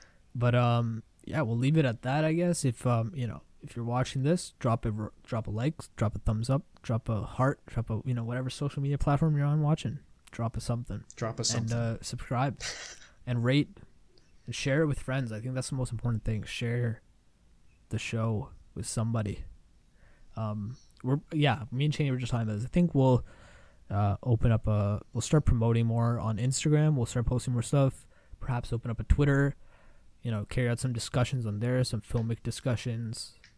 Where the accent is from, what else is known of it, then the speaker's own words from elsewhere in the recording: India; I'm Indian, and I want more people to learn about my culture and my country.